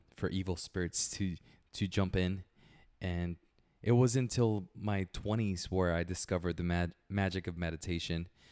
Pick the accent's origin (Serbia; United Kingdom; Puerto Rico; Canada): Puerto Rico; moved away; I was born in Puerto Rico, small little place.